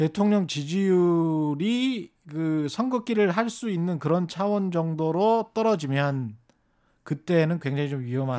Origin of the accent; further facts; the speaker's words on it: Honam, South Korea; moved away; 저는 뭐 30년 전에 떠나왔지만 제가 고향이 그쪽인 입장에서는